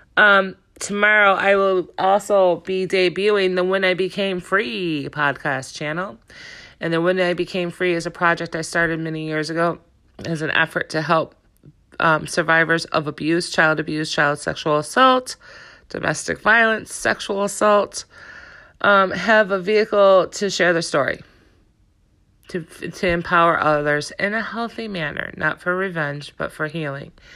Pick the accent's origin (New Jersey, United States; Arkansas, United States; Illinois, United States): Illinois, United States; Chicago; moved away as an adult; now in Juneau County, United States; I was originally from Chicago. I moved up to Juneau County in two thousand two